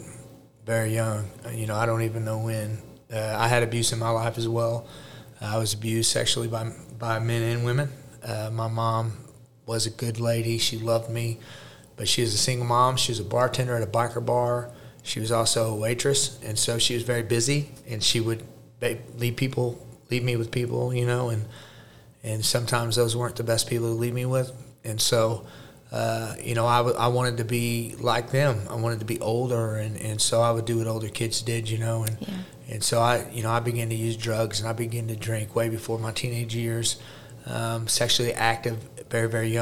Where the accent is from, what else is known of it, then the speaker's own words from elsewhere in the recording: Jefferson City, Missouri, United States; also born or lived in St. Louis, Missouri; I was born in St. Louis, Missouri, raised in Jeff City, Missouri.